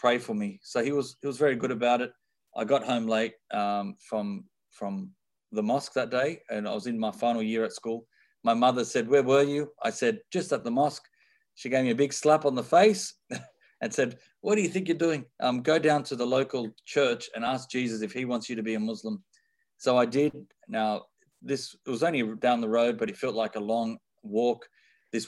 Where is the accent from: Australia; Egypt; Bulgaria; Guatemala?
Australia; Sydney, New South Wales; I am born and raised in Sydney, Australia